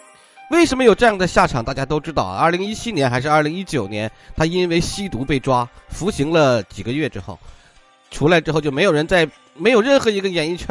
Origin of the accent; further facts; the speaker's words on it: China; 我们中国人在那么早之前就开始贩卖黑奴了吗？